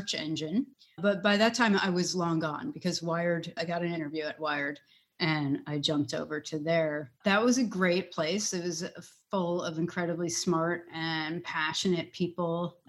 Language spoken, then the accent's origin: English; New York City, New York, United States; I grew up on the East Coast in New York City